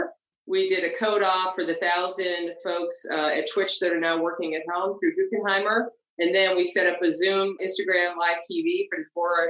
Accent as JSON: {"language": "English", "region": "East Coast", "country": "United States", "moved": "yes", "lives_now": "California, United States", "said": "we're all from East Coast"}